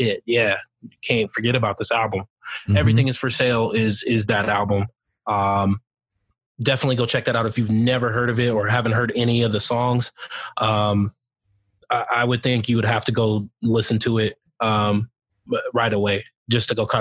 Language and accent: English; the South, United States; me growing up in the South, or, you know, all my family and everything's from the South